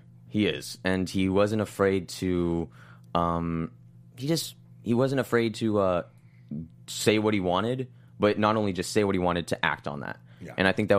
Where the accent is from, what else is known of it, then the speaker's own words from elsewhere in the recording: Los Angeles, California, United States; I'm from LA.